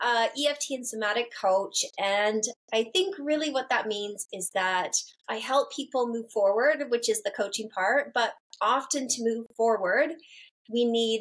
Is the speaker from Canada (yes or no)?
yes; Canada; moved away; also born or lived in London; I grew up like in Canada where everyone's got a therapist.